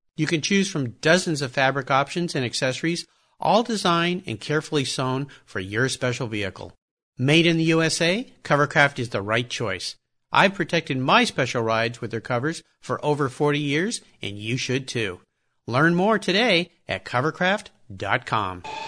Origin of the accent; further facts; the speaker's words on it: San Diego, California, United States; I grew up in San Diego